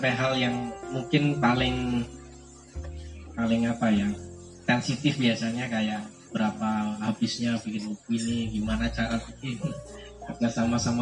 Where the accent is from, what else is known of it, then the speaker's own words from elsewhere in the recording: Sidoarjo, East Java, Indonesia; also born or lived in Surabaya; Jadi saya lahir di Surabaya, dibesarkan di Sidoarjo.